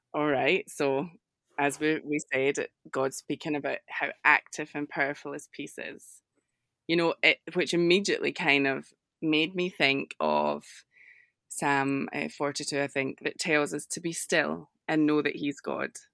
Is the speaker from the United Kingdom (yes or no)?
yes; Scotland, United Kingdom; accent: Scottish; my accent is, is Scottish, a little different